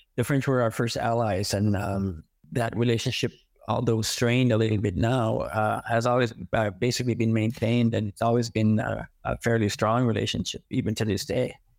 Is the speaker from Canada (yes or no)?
yes; Big Cove, New Brunswick, Canada; first language Mi'kmaq; English is a second language; I uh, was born and raised in uh, First Nation community. It was called Big Cove back then.